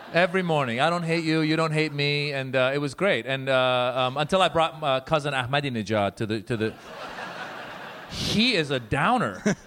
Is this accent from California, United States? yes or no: yes; Northern California, United States; born or raised there; also born or lived in Iran; now in Los Angeles, United States